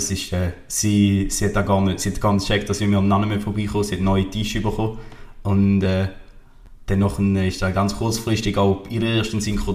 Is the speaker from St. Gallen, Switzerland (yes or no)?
yes; Wil, St. Gallen, Switzerland; ich bin nie im Rintel aufgewachsen, sondern meine Eltern sind schnell mal auf Wiel gezogen